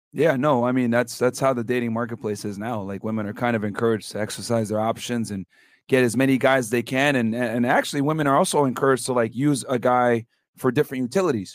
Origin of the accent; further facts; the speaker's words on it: Connecticut, United States; now in Miami, United States; I'm from Connecticut originally